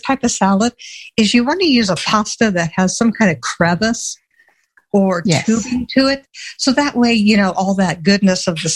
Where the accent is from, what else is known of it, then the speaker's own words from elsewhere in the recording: Midwest, United States; growing up in the Midwest